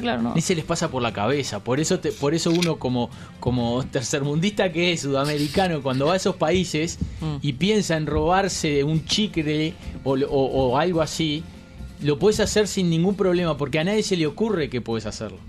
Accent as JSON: {"language": "Spanish", "country": "Uruguay", "said": "somos de Uruguay"}